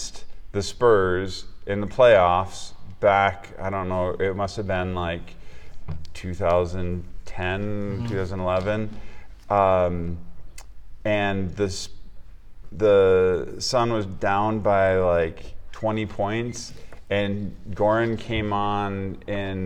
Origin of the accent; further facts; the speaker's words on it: Minnesota, United States; moved away; growing up in Minnesota